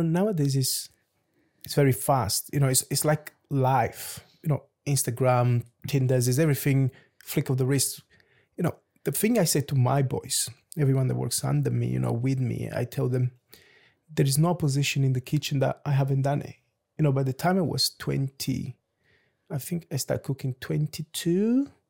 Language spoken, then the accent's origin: English; Lisbon, Portugal; also born or lived in Luanda, Angola / London, United Kingdom; now in Jersey; I'm from Luanda in Angola, which is by the beach. So I grew up in Lisbon